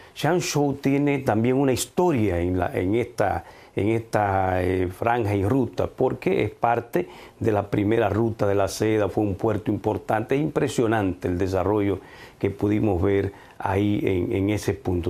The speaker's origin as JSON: {"language": "Spanish", "country": "Dominican Republic", "said": "yo desde República Dominicana puedo ofrecer mis productos a China"}